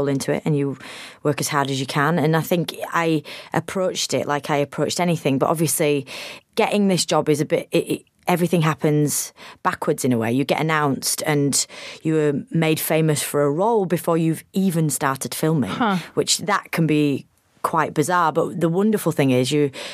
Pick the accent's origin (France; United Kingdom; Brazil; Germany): United Kingdom; as a Brit